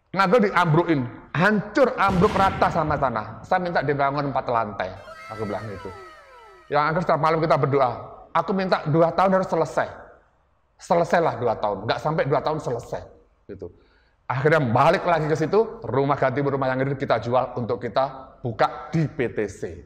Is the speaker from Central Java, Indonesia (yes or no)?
yes; Lasem, Central Java, Indonesia; moved away; also born or lived in Surabaya; saya dari desa, dari kota kecil, saya dari, eh, salah satu desa, eh, kota di Jawa Tengah ya, di Rembang, Lasem